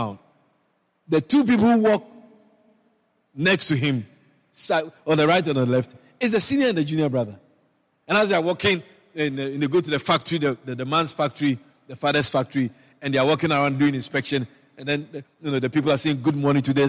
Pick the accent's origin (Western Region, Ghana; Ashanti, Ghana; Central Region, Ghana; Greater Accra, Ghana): Ashanti, Ghana; now in Guyana; I was born in Ghana, West Africa. And originally I'm from the Ashanti tribe.